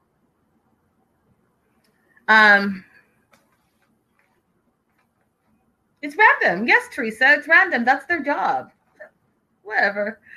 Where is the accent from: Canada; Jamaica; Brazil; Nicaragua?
Canada; I'm Canadian coming into the U.S.